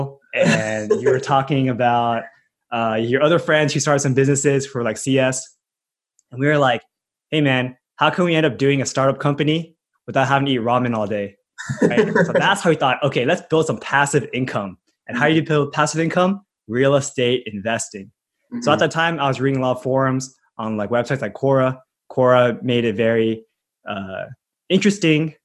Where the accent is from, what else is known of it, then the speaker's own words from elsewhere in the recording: Los Angeles, California, United States; also born or lived in Bay Area; I was born and raised in California. We went to school in Los Angeles